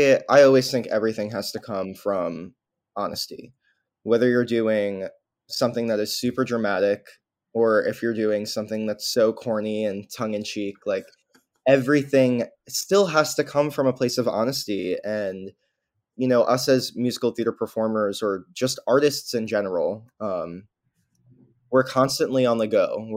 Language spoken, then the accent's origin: English; New York, United States; I mean, I'm a New Yorker nowhere type of person because I grew up here and I don't really know anything else.